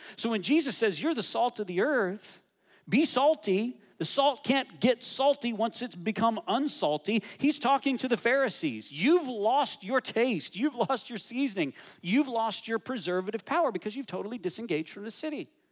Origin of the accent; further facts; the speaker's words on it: United States; I'm American